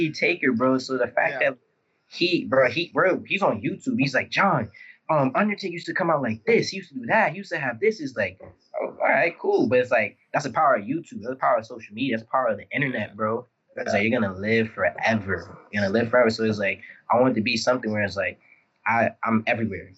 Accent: New York City, New York, United States; I'm from the Bronx

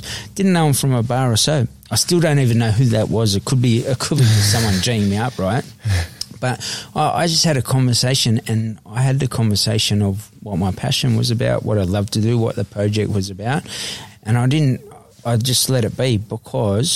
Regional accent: Sydney, New South Wales, Australia; I grew up in Eveleigh Street, Redfern, the most notorious street on Australia's history as such.

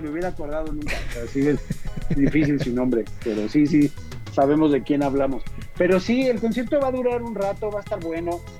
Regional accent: Mexico City, Mexico; born there; Nací en la México.

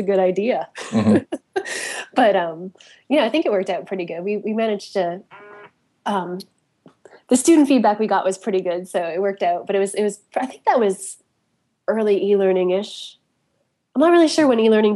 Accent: Canada; moved away as an adult; also born or lived in Toronto; now in Pittsburgh, United States; I'm Canadian

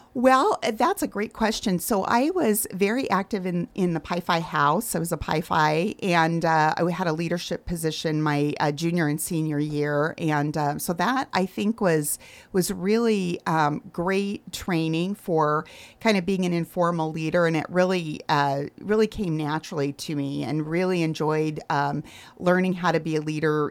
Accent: Arizona, United States; moved away as an adult; also born or lived in Michigan; I grew up in Arizona so I was a long way from home

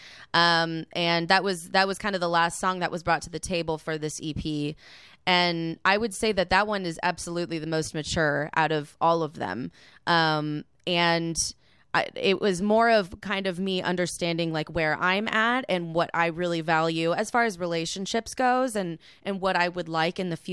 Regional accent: San Francisco, California, United States; growing up in San Francisco

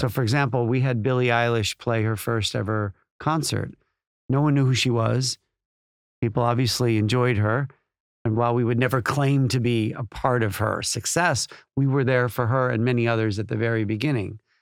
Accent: Chicago, Illinois, United States; moved away as an adult; now in United Kingdom; growing up in Chicago

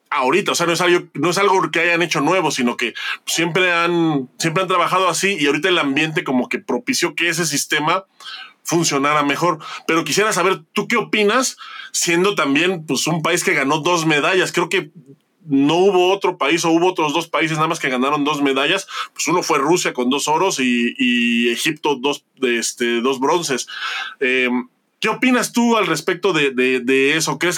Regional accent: Mexico

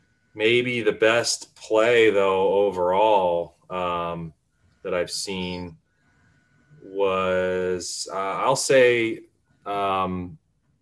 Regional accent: Mercer Island, Washington, United States; also born or lived in California; I grew up here on Mercer Island

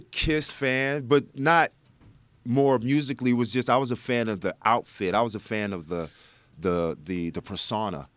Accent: Texas, United States; born or raised there; also born or lived in South Bend, Indiana

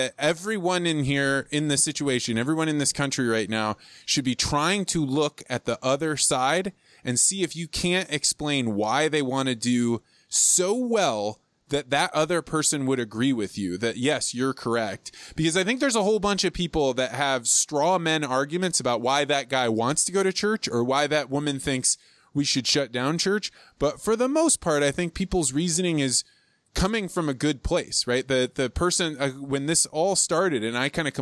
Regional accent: Woodford County, Illinois, United States; Woodford County where I grew up

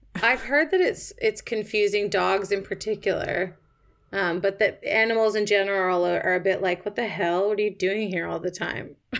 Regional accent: Toronto, Ontario, Canada; moved away as an adult; now in London, United Kingdom; I'm from Toronto originally. I've been living in the U K on and off for my whole twenties

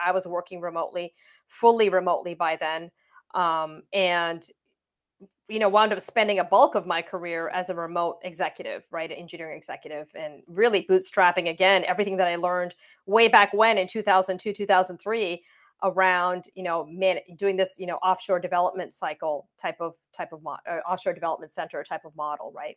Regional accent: Windsor, Ontario, Canada; I grew up in Windsor, Ontario, Canada

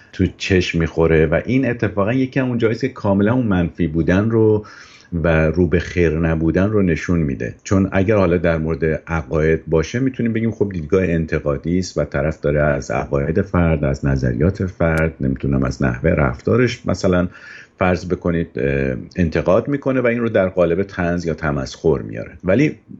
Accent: Iran; ایرانی بودن من که دست خودم نبوده من تو اون جامعه به دنیا اومدم

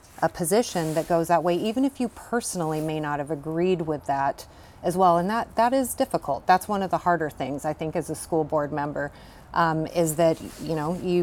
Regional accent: Shelton, Washington, United States; I grew up in Shelton and graduated from Shelton High School myself. Came back to raise a family here

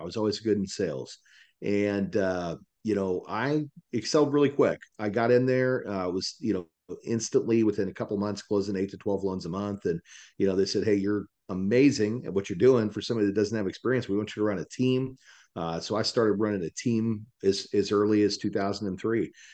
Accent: Salina, Kansas, United States; moved away as an adult; also born or lived in Dallas, Texas; now in Texas, United States; I'm from Salina, Kansas originally

